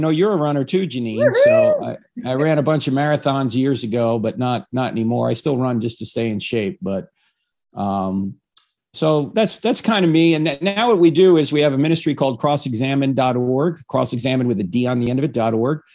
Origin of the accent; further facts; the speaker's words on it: United States; I grew up here in America